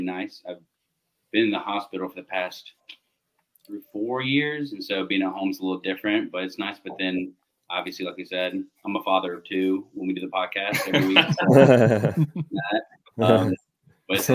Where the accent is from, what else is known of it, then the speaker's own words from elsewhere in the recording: Birmingham, Alabama, United States; I'm born and raised in Birmingham